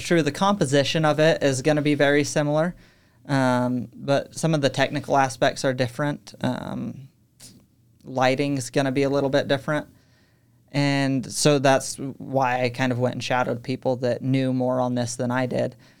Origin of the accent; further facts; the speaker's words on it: Utah, United States; also born or lived in Texas; I was born in Texas, um, but I moved when I was three, grew up most of my life here in Utah, so I'd consider myself Utah